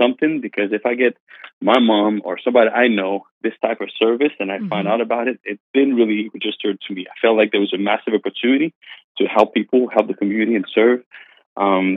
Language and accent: English; Canada; English is a second language; moved away as an adult; also born or lived in Pennsylvania; now in Myrtle Beach, United States; I'm French Canadian, so my English is I got a little bit of an accent as you're gonna hear. But I moved here in the United States when I was 18 years old to learn English first